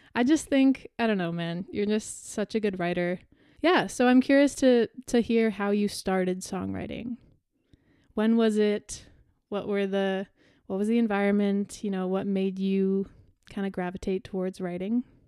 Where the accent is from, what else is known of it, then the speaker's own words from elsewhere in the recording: Canada; I'm Canadian